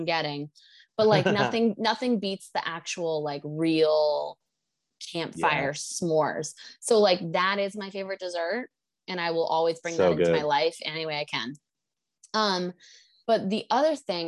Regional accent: United States; I'm horribly American right now.

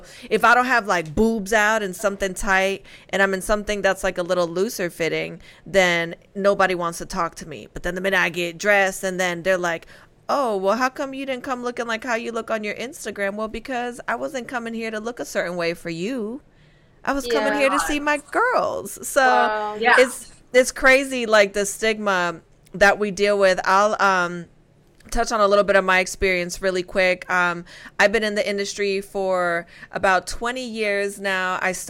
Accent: Spain; I mean, listen, it's no secret. I'm from Spain. I love to cook.

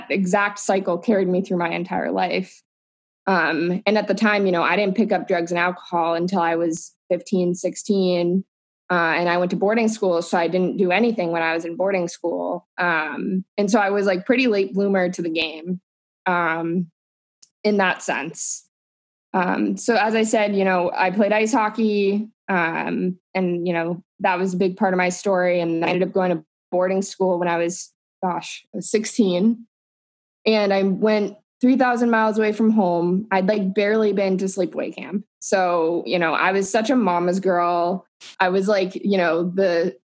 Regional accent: Southern California, United States; I grew up in Southern California.

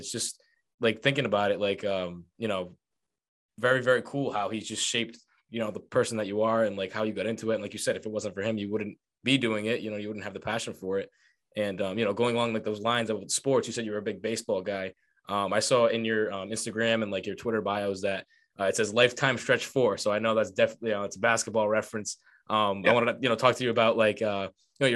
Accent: Johnston, Rhode Island, United States; I'm from Johnston

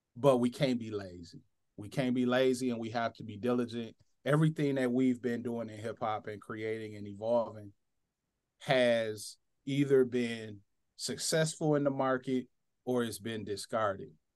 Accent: Flint, Michigan, United States; a black boy from post-industrial America, grew up in Flint, Michigan

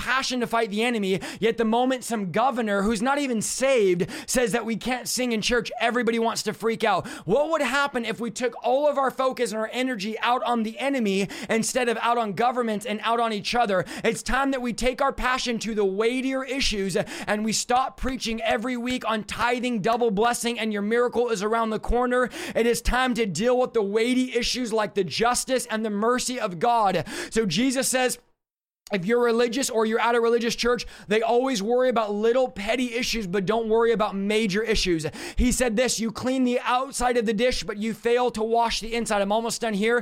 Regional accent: California, United States; I'm from California

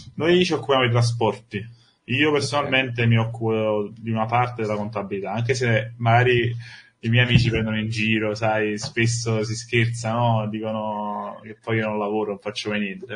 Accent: Sorrento, Campania, Italy; Io sono, sono di Sorrento

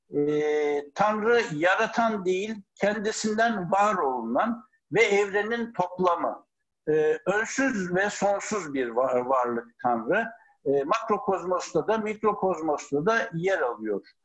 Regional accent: Ankara, Turkey; Ankara'da doğdum.

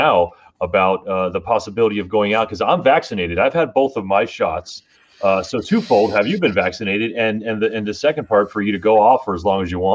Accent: South Florida, United States; I grew up in South Florida

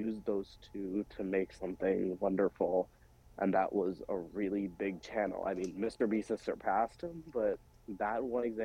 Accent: India; as an Indian guy myself

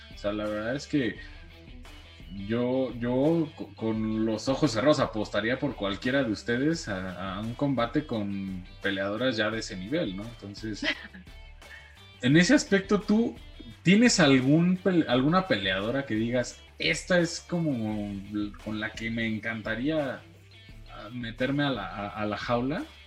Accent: Mexico

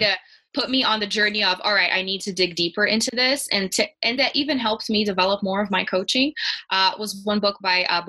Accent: Brazil; English is a second language; moved away as an adult; now in Denver, United States; because I grew up in Brazil, lots of the literature was in Portuguese

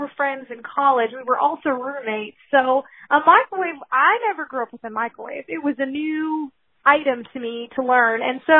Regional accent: Philippines; now in United States; Because I grew up overseas in the Philippines, and where we lived very remote. I was born in 1986

